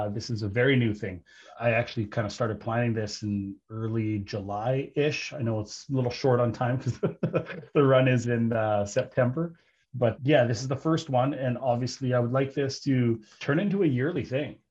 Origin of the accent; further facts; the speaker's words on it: British Columbia, Canada; my hometown here in British Columbia